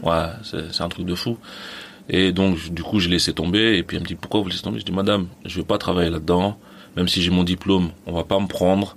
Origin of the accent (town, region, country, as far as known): Les Mureaux, Île-de-France, France; born or raised there; also born or lived in Mali / Plaisir